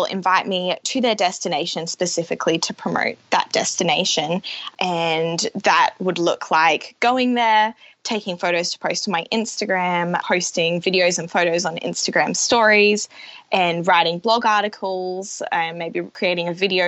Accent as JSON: {"language": "English", "town": "Brisbane", "region": "Queensland", "country": "Australia", "tie": "born or raised there", "moved": "as an adult", "lives_now": "Auckland, New Zealand", "said": "So originally I'm from Brisbane, and yeah, grew up there with my parents"}